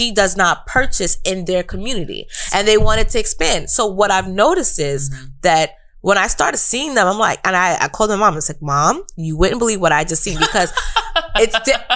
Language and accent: English; New York, United States; growing up in New York